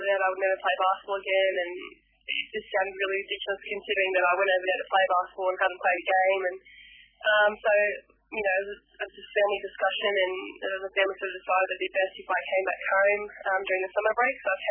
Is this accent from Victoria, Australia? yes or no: no; New South Wales, Australia; I was brought up in the New South Wales area there